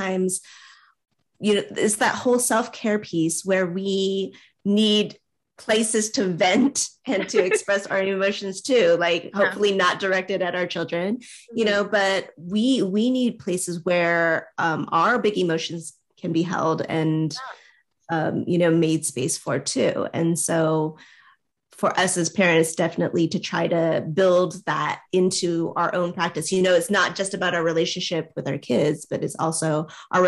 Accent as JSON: {"language": "English", "country": "United States", "said": "as an Asian American"}